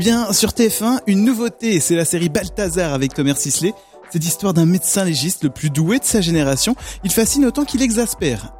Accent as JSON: {"language": "French", "town": "Caen", "region": "Normandy", "country": "France", "tie": "born or raised there", "said": "je suis originaire de Caen"}